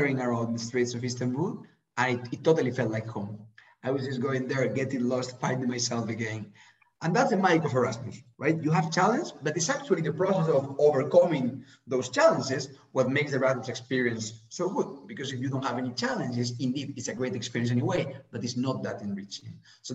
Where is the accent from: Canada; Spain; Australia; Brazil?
Spain; I'm from Spain